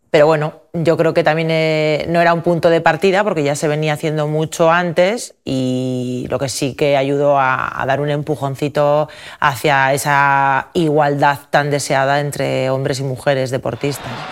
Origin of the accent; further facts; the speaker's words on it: Amurrio, Basque Country, Spain; moved away as an adult; also born or lived in San Sebastián / Valencia / Estella / Denmark; en Amurrio, en el pueblo de donde yo soy